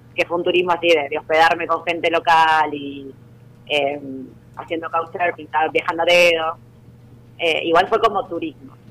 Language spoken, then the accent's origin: Spanish; Junín, Buenos Aires Province, Argentina; yo soy de Junín